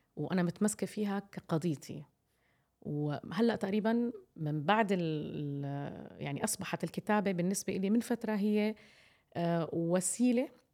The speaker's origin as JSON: {"language": "Arabic", "country": "Jordan", "said": "عندنا في الأردن"}